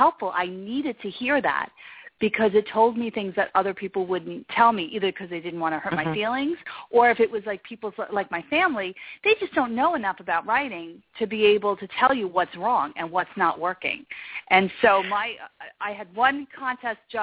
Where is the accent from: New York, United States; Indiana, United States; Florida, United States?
New York, United States; I'm from New York